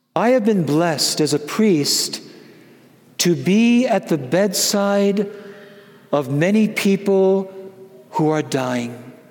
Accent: Wisconsin, United States; I'm from Wisconsin

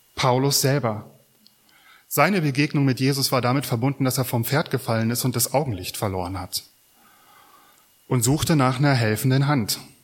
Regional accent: Mecklenburg-Vorpommern, Germany; Wir fragen uns vielleicht als Mecklenburger

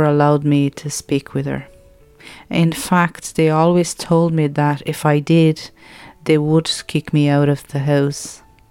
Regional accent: Lisbon, Portugal; moved away; I was born in Lisbon, Portugal

